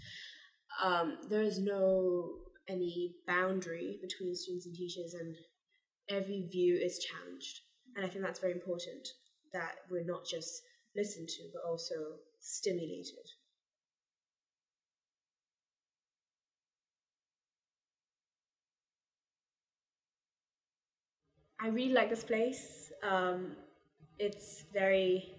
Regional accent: Hong Kong; moved away as an adult; now in London, United Kingdom; I'm from Hong Kong.

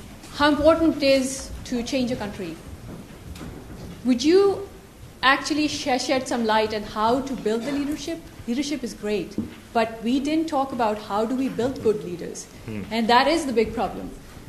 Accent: Pakistan; I am with the LSE. I come from Pakistan

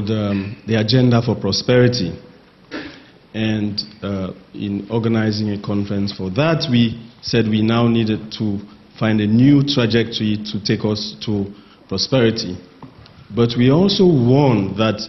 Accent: Sierra Leone; I'm from Sierra Leone and an independent consultant

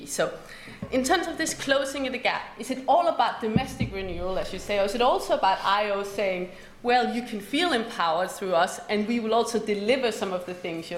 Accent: Denmark; moved away; I grew up in Denmark.

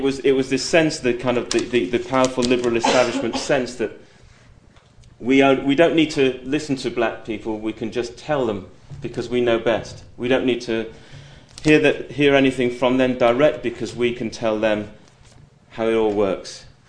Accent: Hull, Yorkshire and the Humber, United Kingdom; moved away as an adult; now in London, United Kingdom; I went to school in Britain. I was born here. I am, in a way, an economic migrant because I moved down from Hull to London in order to get a job.

